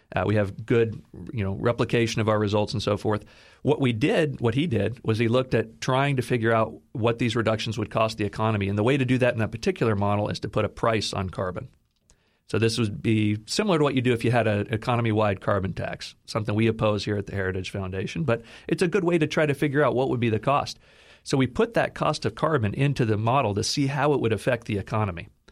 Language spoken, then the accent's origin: English; Texas, United States; I'm from Texas